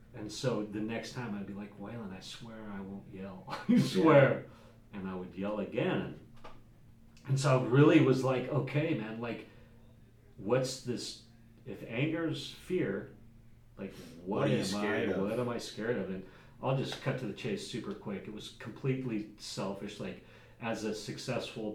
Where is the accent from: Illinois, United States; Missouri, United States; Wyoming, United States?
Wyoming, United States; Jackson; I grew up in Jackson, Wyoming, Wild West